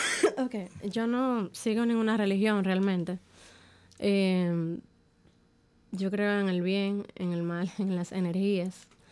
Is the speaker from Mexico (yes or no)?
no; Dominican Republic; como dominicana